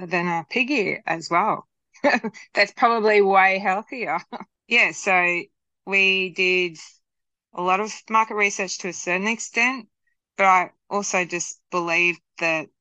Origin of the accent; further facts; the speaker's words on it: Australia; we wanted to stay true to being Australian